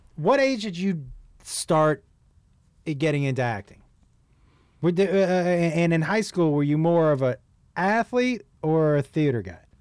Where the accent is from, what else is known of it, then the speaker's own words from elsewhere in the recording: Massachusetts, United States; now in Los Angeles, United States; I'm from Massachusetts